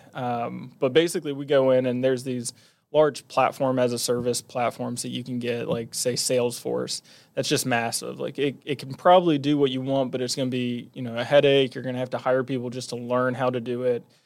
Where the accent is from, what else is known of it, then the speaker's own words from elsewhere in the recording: Huntington, West Virginia, United States; I was born and raised in Huntington, was here until